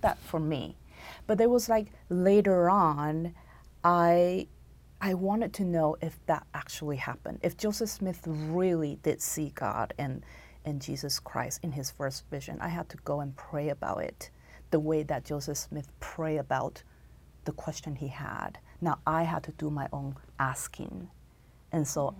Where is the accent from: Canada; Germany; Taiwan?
Taiwan; moved away as an adult; also born or lived in Texas; now in United States; I was born and raised in Taiwan, and I came to America when I was 22 to go to school